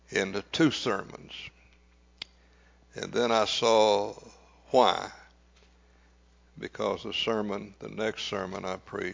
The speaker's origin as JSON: {"language": "English", "region": "Louisiana", "country": "United States", "tie": "born or raised there", "said": "I grew up on Odom Street. I spent my preteen years on Odom Street"}